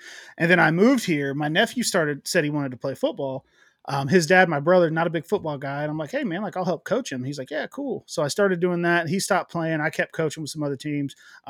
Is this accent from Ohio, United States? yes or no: yes; West Carrollton, Ohio, United States; now in Miamisburg, United States; I grew up in West Carrollton, which is the next city over